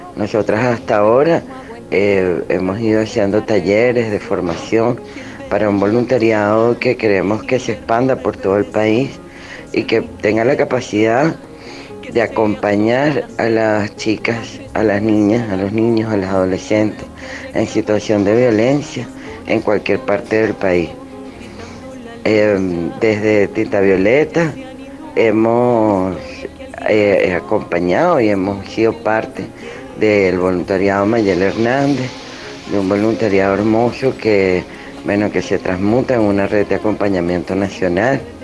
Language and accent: Spanish; Venezuela